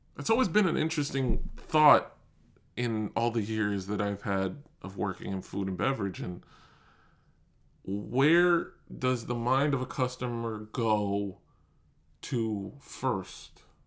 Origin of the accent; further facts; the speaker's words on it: New York, United States; I'm born and raised in New York